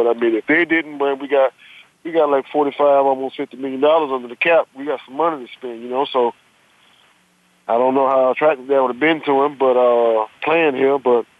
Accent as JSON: {"language": "English", "town": "St. Petersburg", "region": "Florida", "country": "United States", "tie": "born or raised there", "said": "He's from my hometown"}